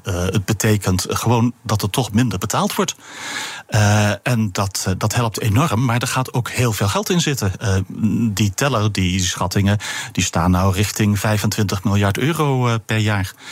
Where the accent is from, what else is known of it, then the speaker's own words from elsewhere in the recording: Netherlands; als Europeaan en als Nederlander